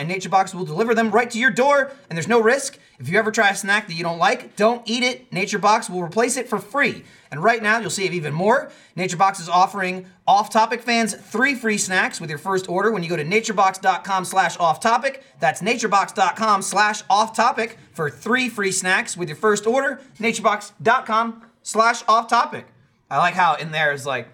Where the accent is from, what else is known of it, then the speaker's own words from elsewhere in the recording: New Jersey, United States; moved away as an adult; now in Austin, United States; I'm from New Jersey, where there's other than white people there